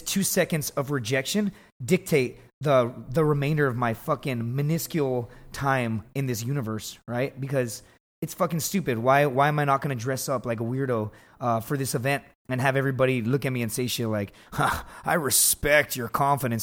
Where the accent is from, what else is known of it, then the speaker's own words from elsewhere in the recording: Laredo, Texas, United States; I grew up in Laredo, Texas